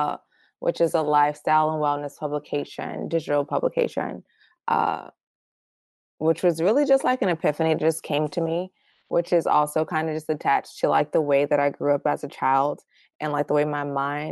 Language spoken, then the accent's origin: English; New York City, New York, United States; also born or lived in Baltimore, Maryland; I was actually the only one born in Baltimore, but I spent most of my life and childhood in Brooklyn. I basically moved there when I was a baby